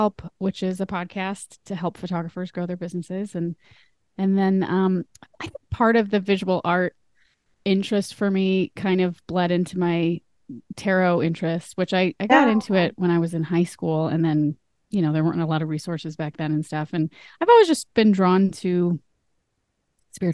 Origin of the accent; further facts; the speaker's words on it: Minnesota, United States; moved away as an adult; I grew up in Minnesota and I live there now, but I've lived all over in between now and then